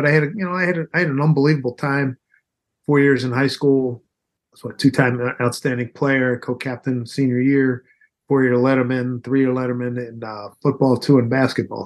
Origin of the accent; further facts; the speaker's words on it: Philadelphia, Pennsylvania, United States; Growing up in Philly